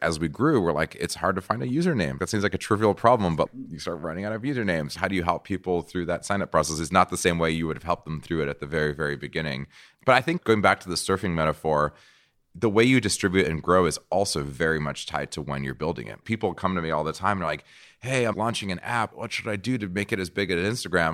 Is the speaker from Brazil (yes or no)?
yes; Brazil; moved away; also born or lived in San Francisco; I'm from Brazil. Brazil